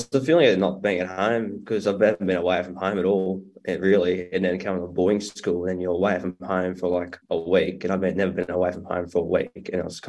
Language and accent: English; Barraba, New South Wales, Australia; I'm from Baraba, country town, New South Wales.